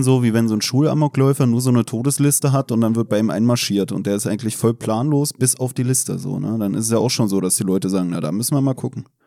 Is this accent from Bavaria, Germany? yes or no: no; Berlin, Germany; befinde mich heute als Berliner im kritischen Territorium